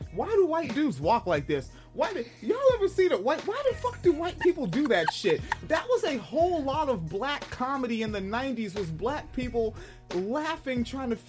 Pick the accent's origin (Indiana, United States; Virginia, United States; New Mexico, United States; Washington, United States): Washington, United States; Spanaway; moved away; also born or lived in Florida / Illinois / Michigan; growing up in Spanaway as a child, I lived around there was a lot of folks from Korea out there